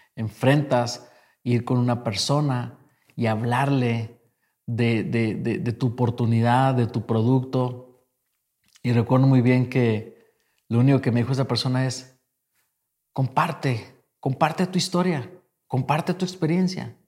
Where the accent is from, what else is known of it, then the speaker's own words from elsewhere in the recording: Mexico; yo vengo de México